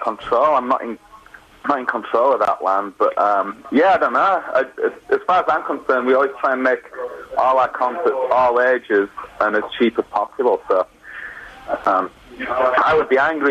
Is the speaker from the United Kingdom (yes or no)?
yes; Wakefield, Yorkshire and the Humber, United Kingdom; now in Portland, United States; We're from Wakefield, but I live in Portland, Oregon now.